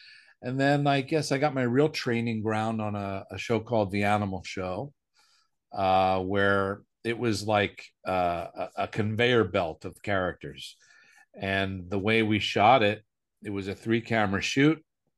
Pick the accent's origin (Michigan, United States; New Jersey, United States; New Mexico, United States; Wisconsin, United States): New Jersey, United States; Willingboro; moved away; also born or lived in New York City / California; we were both from Willingboro, New Jersey.